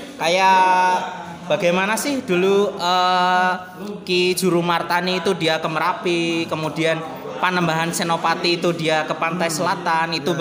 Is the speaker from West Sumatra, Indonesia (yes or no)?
no; Cikarang, West Java, Indonesia; asli Bekasi, Cikarang.